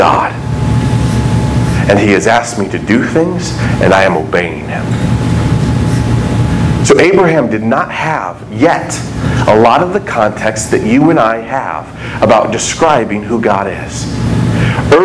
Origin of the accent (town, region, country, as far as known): United States